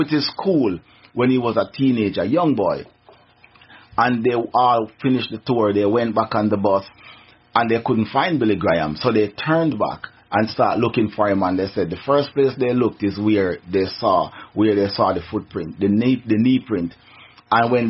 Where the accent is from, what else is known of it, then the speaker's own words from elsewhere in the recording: Jamaica; now in Tennessee, United States; I'm from Jamaica, the land of wood and water. I'm from the island